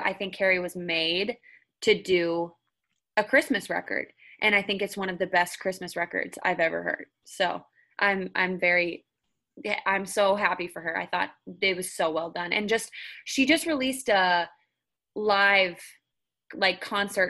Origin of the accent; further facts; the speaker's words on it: Minnesota, United States; moved away as an adult; now in Nashville, United States; growing up in Minnesota